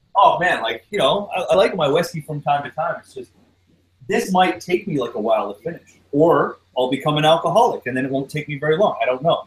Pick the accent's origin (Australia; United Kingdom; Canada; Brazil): Canada